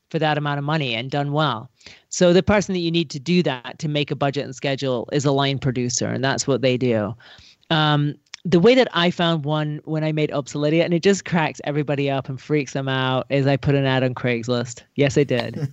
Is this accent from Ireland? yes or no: no; Scotland, United Kingdom; moved away; I'm from Scotland